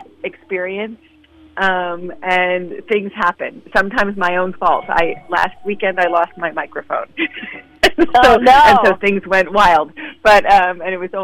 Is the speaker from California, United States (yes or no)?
yes; San Francisco, California, United States; I grew up in San Francisco in a family that was in opera and music